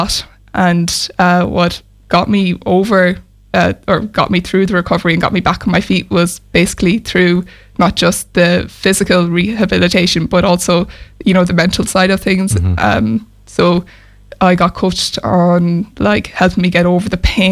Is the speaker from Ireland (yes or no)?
yes; Mayo, Connacht, Ireland; now in Galway, Ireland; So I'm from Mayo, based in Galway at the moment.